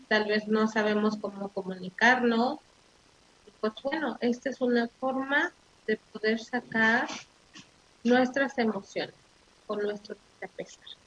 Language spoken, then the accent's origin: Spanish; Mexico; los mexicanos así somos los mexicanos somos solidarios, los, mexicanos somos hermanos